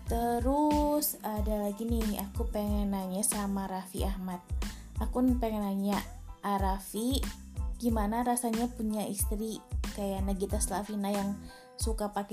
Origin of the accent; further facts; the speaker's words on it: Central Java, Indonesia; now in West Java, Indonesia; kalau orang-orang Jawa yang kayak aku nih orang Jawa yang ada di Jawa Barat kangen ke sana tapi nggak berani mudik